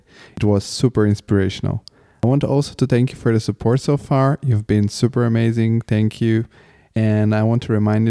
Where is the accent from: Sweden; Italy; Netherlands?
Italy; English is a second language; also born or lived in Bulgaria; I've moved to Italy when I was 7.